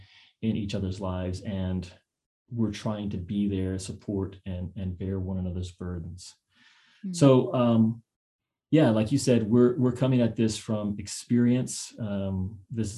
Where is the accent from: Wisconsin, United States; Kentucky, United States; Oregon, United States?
Kentucky, United States; now in San Diego, United States; I grew up in Kentucky